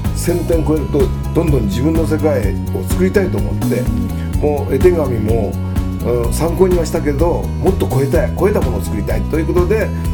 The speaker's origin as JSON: {"language": "Japanese", "region": "Toyama", "country": "Japan", "tie": "born or raised there", "also_born_or_lived": "Osaka"}